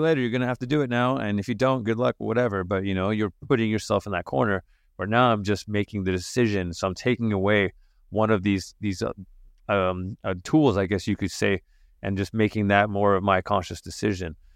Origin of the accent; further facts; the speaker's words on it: Santa Fe, New Mexico, United States; also born or lived in England; I grew up in Santa Fe, New Mexico